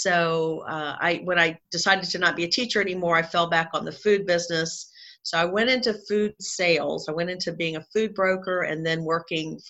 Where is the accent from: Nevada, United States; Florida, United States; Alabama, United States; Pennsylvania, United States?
Florida, United States; Jacksonville; accent: Southern; So I grew up in Jacksonville, Florida. So I've been a Southern girl my whole life, if you can't tell from listening to my the accent of my voice.